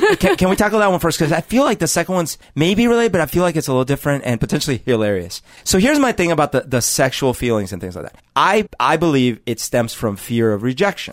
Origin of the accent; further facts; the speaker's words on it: Colombia; now in United States; Growing up in Colombia